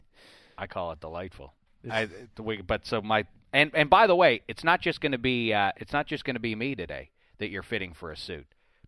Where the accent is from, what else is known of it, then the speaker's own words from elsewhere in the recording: Pittsburgh, Pennsylvania, United States; Pittsburgh. Not a lot of tailored suits in my hometown.